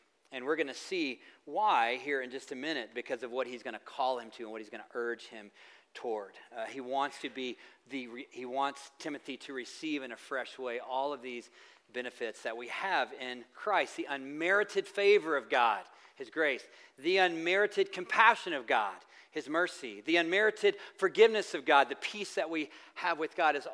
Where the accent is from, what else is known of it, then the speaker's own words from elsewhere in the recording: the South, United States; I'm from the South